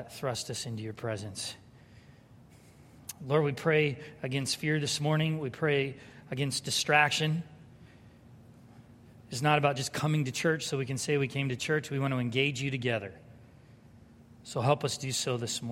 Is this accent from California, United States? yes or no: yes; San Diego, California, United States; moved away; I grew up in San Diego